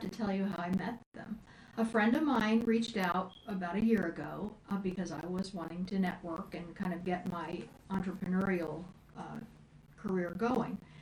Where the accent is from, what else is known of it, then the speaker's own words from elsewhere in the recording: Indiana, United States; moved away as an adult; also born or lived in Florida; when I moved back from Florida to Indiana, my hometown